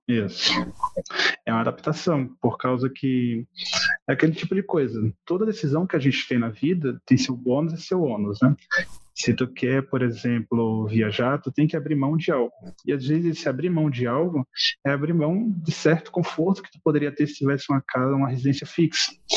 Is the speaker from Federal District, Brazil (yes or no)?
no; Olinda, Pernambuco, Brazil; moved away as an adult; also born or lived in Natal, Rio Grande do Norte; Sou de Olinda, Pernambuco, natural, mas com os meus 18, 19 anos eu comecei a trabalhar em Natal, no Rio Grande do Norte